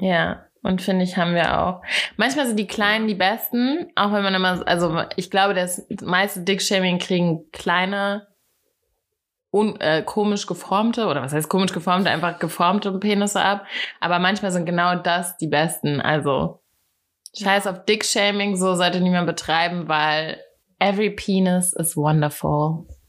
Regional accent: Hattenheim, Hesse, Germany; moved away as an adult; also born or lived in Berlin; now in Hamburg, Germany; ich komme aus dem Rheingau.

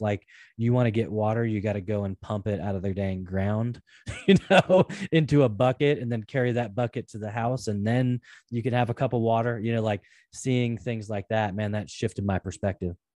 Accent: Portland, Oregon, United States; I grew up in the Pacific Northwest in Portland, Oregon

